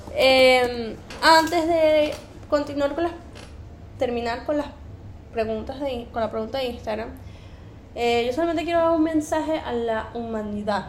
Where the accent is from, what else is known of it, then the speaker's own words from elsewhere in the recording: Venezuela; moved away; we're from Venezuela